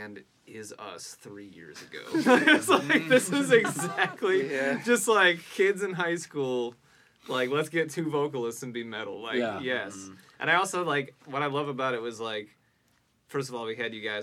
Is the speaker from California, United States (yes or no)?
no; Germantown, Wisconsin, United States; I grew up in Germantown, so I'm, like, not far from you guys